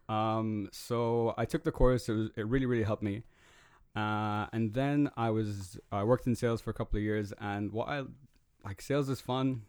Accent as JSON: {"language": "English", "region": "Dubai", "country": "United Arab Emirates", "tie": "born or raised there", "said": "I grew up in Dubai."}